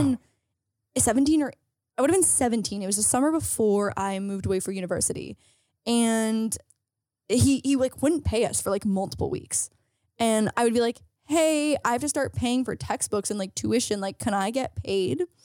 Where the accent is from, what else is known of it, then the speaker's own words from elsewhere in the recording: St. Catharines, Ontario, Canada; moved away; Saint Catherine's, my hometown